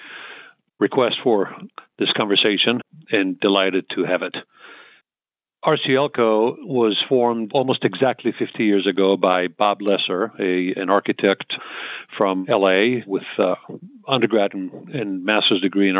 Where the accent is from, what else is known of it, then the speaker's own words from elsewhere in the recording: Israel; moved away as an adult; also born or lived in Tel Aviv, Israel / southern Israel; now in United States; I was born and raised in Israel, in Tel Aviv, then ended up, my parents moved to the south